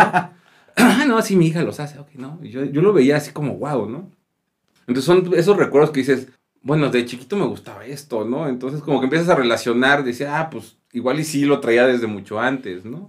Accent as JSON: {"language": "Spanish", "country": "Mexico", "said": "es mi país y, pues, lo adoro, ¿no? Yo a mí me encanta estar aquí en México"}